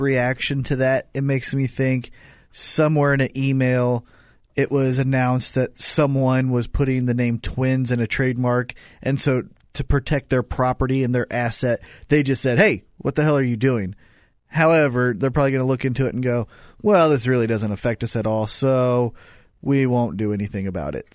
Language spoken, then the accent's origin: English; Kansas City, Missouri, United States; we're from Kansas City.